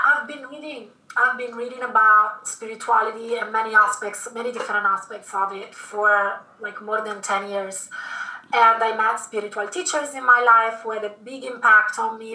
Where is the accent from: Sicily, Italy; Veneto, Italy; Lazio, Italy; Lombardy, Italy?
Lombardy, Italy; Milan; moved away as an adult; also born or lived in London; I was born in Italy, in Milan, and I stayed there until after university.